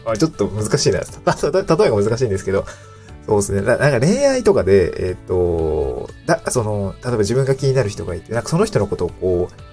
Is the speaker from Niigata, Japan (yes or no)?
yes; Niigata, Japan; moved away as an adult; also born or lived in Aomori / Tokyo; now in Awaji Island, Japan; 生まれ育ったのが新潟なんですけど